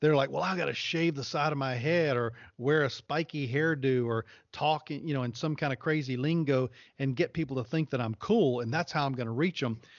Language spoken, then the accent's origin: English; the South, United States; I grew up in the South